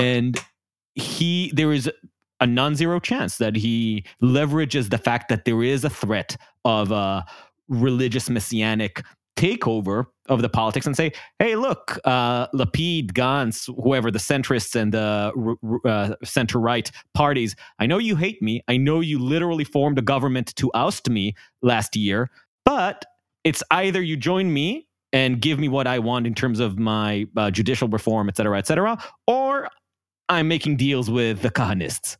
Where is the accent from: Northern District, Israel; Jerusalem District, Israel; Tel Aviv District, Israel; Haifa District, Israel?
Jerusalem District, Israel; Jerusalem; accent: Israeli; moved away; I grew up in Jerusalem during the Second Intifada.